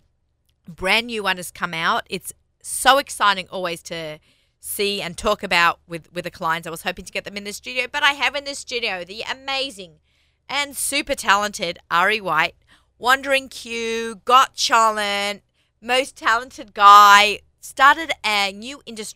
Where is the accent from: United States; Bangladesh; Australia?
Australia; I'm Australian